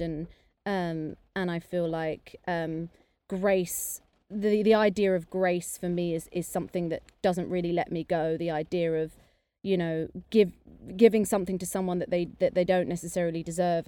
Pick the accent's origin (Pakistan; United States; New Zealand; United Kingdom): United Kingdom; I'm half English, half Indian, but I'm very British